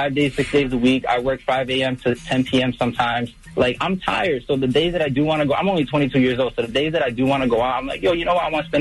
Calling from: New York, United States; I'm from New York.

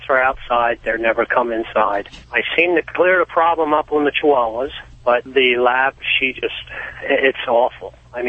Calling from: Pennsylvania, United States

